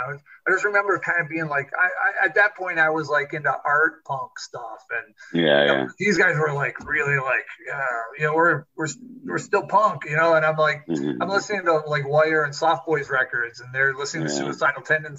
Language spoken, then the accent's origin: English; Orchard Park, New York, United States; I grew up in Orchard Park